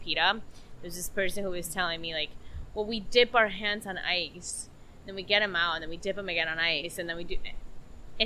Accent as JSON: {"language": "English", "country": "Peru", "tie": "born or raised there", "moved": "yes", "lives_now": "United States", "said": "I've gone back to Peru in my hometown"}